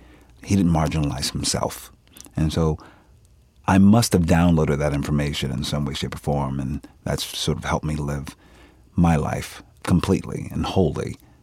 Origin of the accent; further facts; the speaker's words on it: Philadelphia, Pennsylvania, United States; I'm from Philadelphia. We don't sound like that.